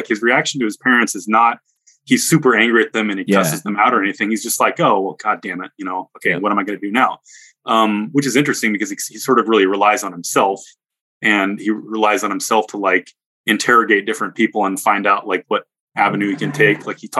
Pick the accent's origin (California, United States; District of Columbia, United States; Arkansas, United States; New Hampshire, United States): California, United States; growing up in California